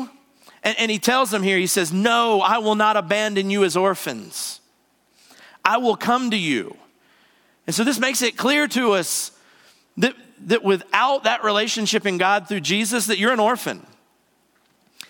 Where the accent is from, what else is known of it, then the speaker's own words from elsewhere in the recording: the South, United States; I'm from the South. We talk normal